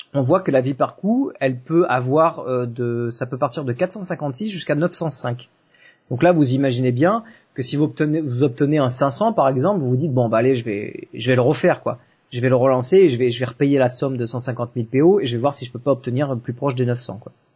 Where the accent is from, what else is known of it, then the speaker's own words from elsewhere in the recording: south of France, France; je suis pas de Paris, hein, je, suis, je suis du sud de la France